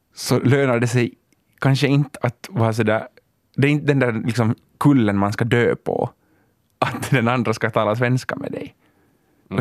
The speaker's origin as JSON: {"language": "Swedish", "country": "Finland", "said": "Vi är världens mest privilegierade etniska minoritet"}